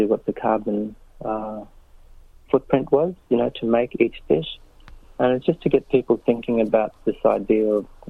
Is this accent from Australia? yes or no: yes; Kakadu, Northern Territory, Australia; our lived experience growing up in Kakadu